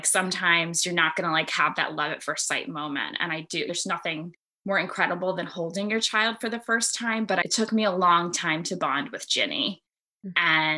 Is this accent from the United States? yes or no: yes; United States; I'm an Army brat. I grew up all over the United States. My parents ended up settling down in my mom's hometown of Buffalo, New York, which is actually where I live now.